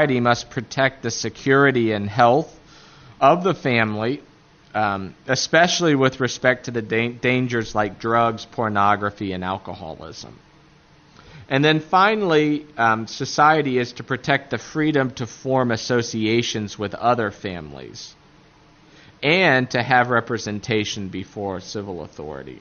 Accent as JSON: {"language": "English", "region": "Appalachia", "country": "United States", "accent": "Appalachian", "said": "my Appalachian accent"}